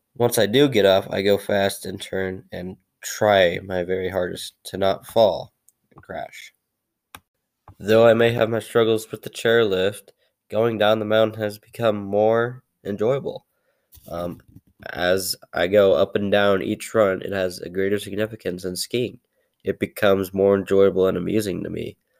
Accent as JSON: {"language": "English", "town": "Whitefish", "region": "Montana", "country": "United States", "tie": "born or raised there", "said": "I was born in Whitefish, Montana on August 12, 2003."}